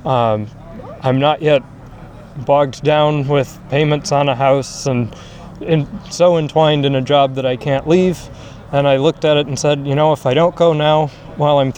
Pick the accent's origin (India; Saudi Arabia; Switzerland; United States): United States; Minnesota; as a Minnesotan